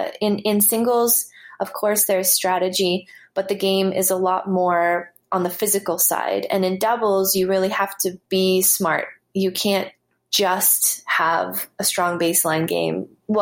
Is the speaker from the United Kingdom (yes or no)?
no; Canada; I think also growing up in Canada, where so much of the year you have to play indoors